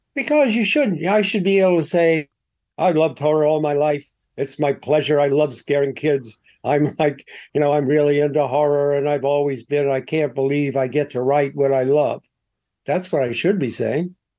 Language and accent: English; Columbus, Ohio, United States; moved away as an adult; now in New York, United States; I came from Columbus